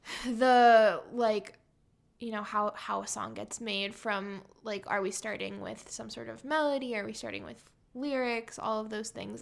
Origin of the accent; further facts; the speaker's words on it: San Diego, California, United States; now in Chicago, United States; I'm from San Diego